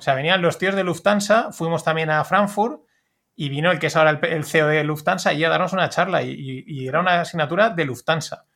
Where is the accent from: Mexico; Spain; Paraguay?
Spain; como español